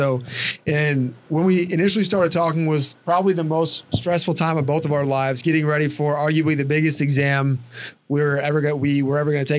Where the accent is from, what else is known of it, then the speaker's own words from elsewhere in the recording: Chicago area, Illinois, United States; also born or lived in Indianapolis; I grew up like probably 20 miles from here.